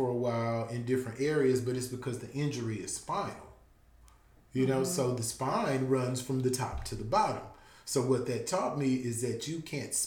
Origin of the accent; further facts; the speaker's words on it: Louisiana, United States; We're from Louisiana